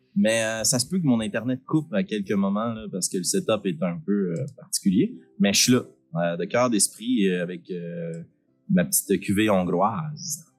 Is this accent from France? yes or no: no; Shawinigan, Quebec, Canada; on vient de Shawinigan